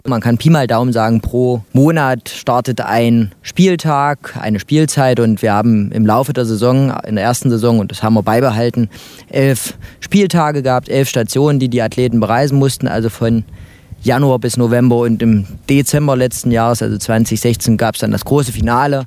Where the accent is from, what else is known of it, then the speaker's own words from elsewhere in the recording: Mühlhausen, Thuringia, Germany; moved away; also born or lived in Jena; bin aus Mühlhausen